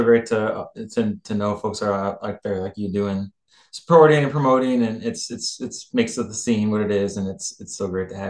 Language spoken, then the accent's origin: English; Chicago, Illinois, United States; now in Michigan, United States; I grew up in Chicago